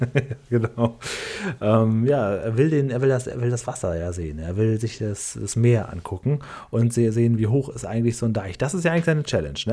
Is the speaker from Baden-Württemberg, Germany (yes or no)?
no; Lower Saxony, Germany; Und das ist quasi zwischen meinem Heimatdorf und Cuxhaven